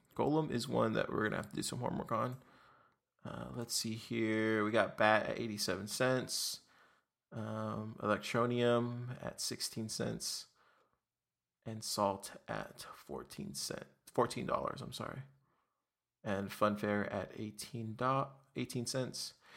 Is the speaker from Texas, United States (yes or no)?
yes; Texas, United States; also born or lived in Austin, Texas; So I'm from Texas. I'm actually in Austin, Texas